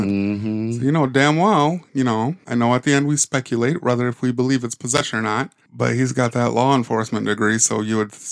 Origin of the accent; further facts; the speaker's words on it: Michigan, United States; We are from Michigan. Yes, we are.